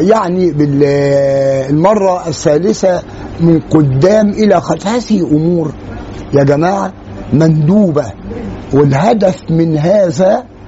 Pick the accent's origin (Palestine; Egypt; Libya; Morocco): Egypt; عندنا في مصر